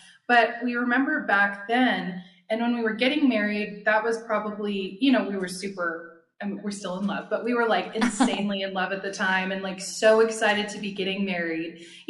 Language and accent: English; California, United States; we're from California